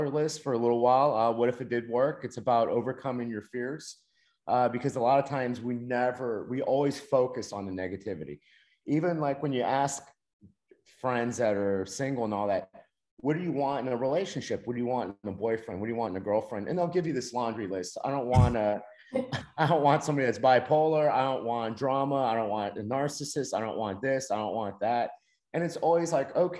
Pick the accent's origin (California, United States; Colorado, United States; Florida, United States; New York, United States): Florida, United States; Miami; I grew up in Miami